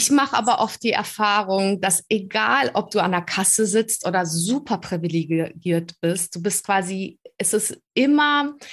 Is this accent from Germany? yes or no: no; Prague, Czechia; born there; moved away; Ich bin in Prag geboren.